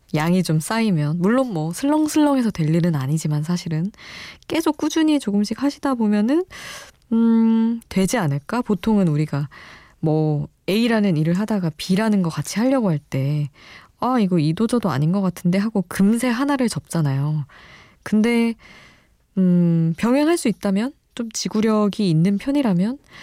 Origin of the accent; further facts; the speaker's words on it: Daejeon, South Korea; now in Seoul, South Korea; 저도 서울에서 태어나긴 했지만 지낸 시간이 대전에서 지낸 시간이 많아서